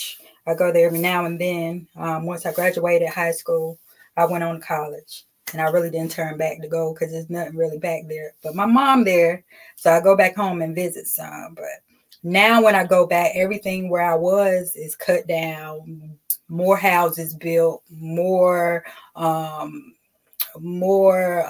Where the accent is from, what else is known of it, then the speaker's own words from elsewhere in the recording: Kinston, North Carolina, United States; moved away as an adult; I grew up in Kinston.